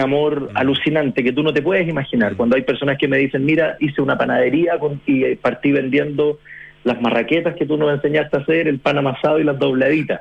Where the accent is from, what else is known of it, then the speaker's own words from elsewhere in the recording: Chile; como chilenos